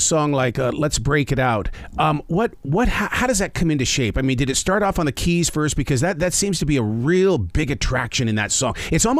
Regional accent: North Carolina, United States; We're from North Carolina.

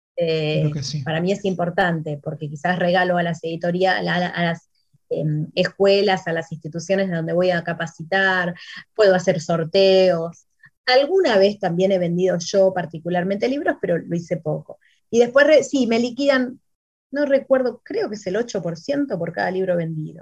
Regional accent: Argentina

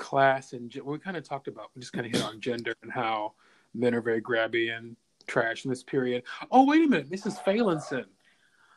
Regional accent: Louisville, Kentucky, United States; I was from Kentucky. I didn't appreciate it. Although I'm from Louisville, which is a city, but still Kentucky

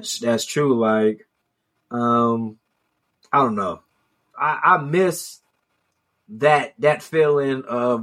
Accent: Cleveland, Ohio, United States; I grew up in Ohio, and I mean, I had to do my own research on Juneteenth. That shit was not taught in school. Cleveland Public School didn't let me know what Juneteenth was

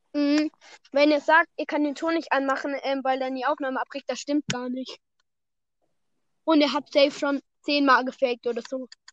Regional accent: Germany; wir kommen auch aus Deutschland

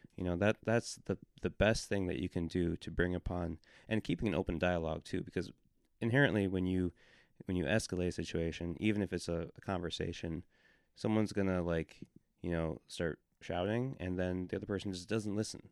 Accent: Milwaukee suburb, Wisconsin, United States; moved away; I grew up in not a small town, twenty-six thousand people, but it was in a, um, suburb of, of, uh, Milwaukee suburb in Wisconsin.

